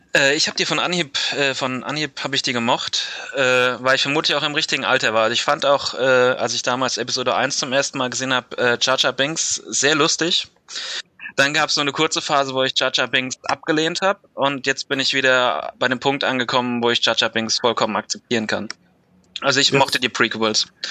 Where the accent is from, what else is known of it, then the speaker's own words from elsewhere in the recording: Mainz, Rhineland-Palatinate, Germany; Ich bin 28 und komme aus Mainz